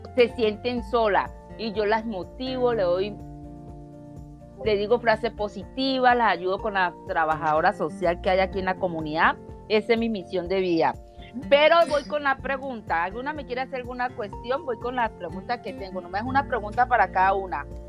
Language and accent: Spanish; Colombia; soy colombiana